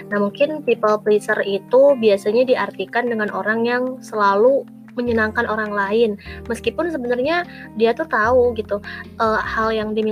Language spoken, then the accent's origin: Indonesian; Bandung, West Java, Indonesia; Aku asalnya dari kota yang adem nih, Bandung ya, dari Bandung. Nah, tepatnya di daerah kabupatennya ya, teman-teman.